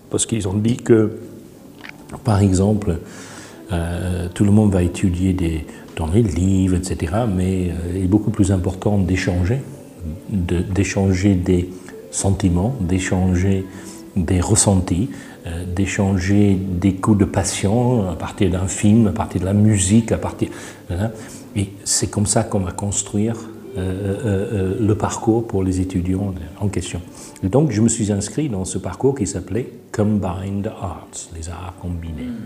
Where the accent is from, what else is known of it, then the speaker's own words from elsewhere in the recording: France; born there; Je suis né en France